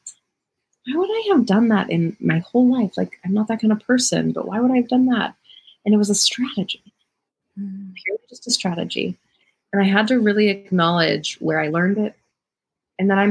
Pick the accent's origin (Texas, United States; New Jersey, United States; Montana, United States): Montana, United States; moved away; growing up in Montana